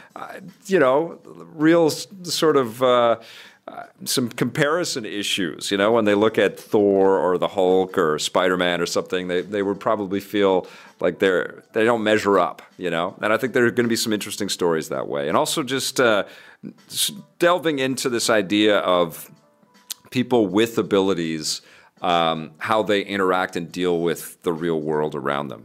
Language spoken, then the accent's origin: English; Vancouver, British Columbia, Canada; in Kitsilano where I grew up in Vancouver